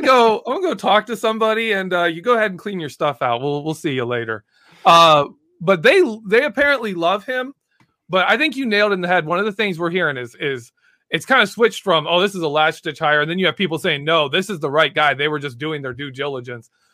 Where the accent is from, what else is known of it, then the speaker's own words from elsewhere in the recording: Michigan, United States; I am from Michigan